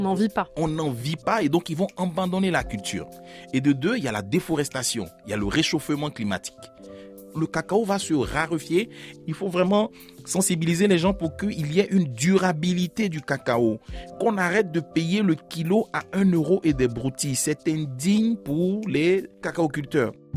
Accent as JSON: {"language": "French", "region": "Abidjan", "country": "Côte d’Ivoire", "tie": "born or raised there", "also_born_or_lived": "Bangolo", "said": "Je suis né à Bangolo, à 500 km de la capitale, à Abidjan, et j'arrive avec mes parents à Abidjan, la capitale. Je grandis à partir de deux ans jusqu'à aujourd'hui"}